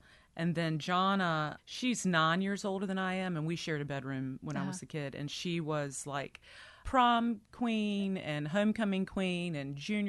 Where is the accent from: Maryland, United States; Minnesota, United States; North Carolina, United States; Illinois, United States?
North Carolina, United States; Deep Run; I'm from Deep Run, North Carolina, which is in eastern North Carolina.